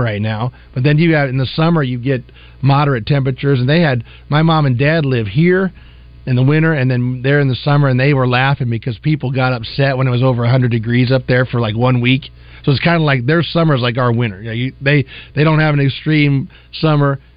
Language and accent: English; Iowa, United States; moved away as an adult; now in Arkansas, United States; We grew up in Iowa, about 2 hours away from each other